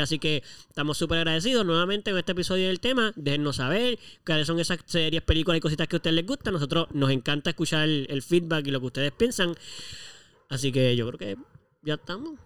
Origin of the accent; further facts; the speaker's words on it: Puerto Rico; como buenos puertorriqueños que somos